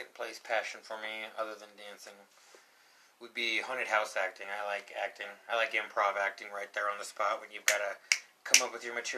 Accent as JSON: {"language": "English", "region": "Colorado", "country": "United States", "tie": "born or raised there", "said": "I was born here in Colorado, and so I've always been here in the West."}